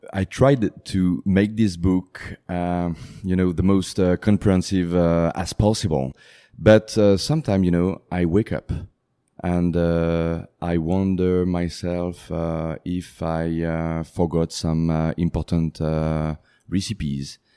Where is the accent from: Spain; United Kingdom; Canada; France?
France; English is a second language; moved away; I'm French. I was born in France. I grew up in France